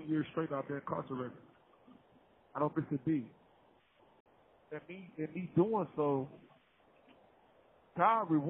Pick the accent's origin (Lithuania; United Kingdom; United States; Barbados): United States; Cincinnati, Ohio; Growing up on Bond Hill